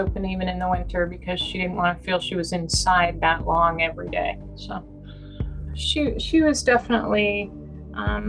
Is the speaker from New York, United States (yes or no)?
yes; the Catskills, New York, United States; We grew up in the Catskills in New York State in a tiny town